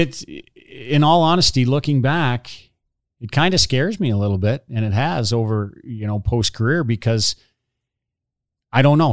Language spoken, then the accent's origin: English; Hornepayne, Ontario, Canada; I grew up in Horn Payne